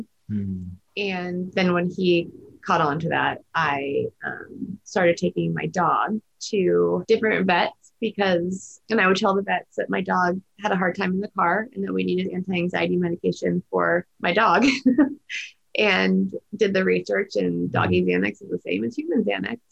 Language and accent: English; Huntington Beach, California, United States; I grew up in Orange County, Huntington Beach, in Newport Beach